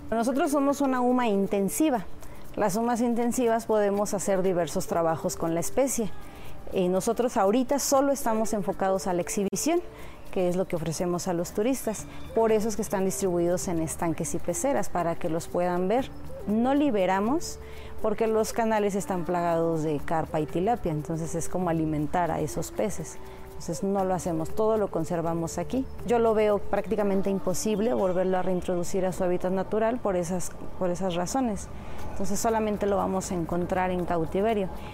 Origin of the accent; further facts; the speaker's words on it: Mexico City, Mexico; Yo soy nativa de aquí de Xochimilco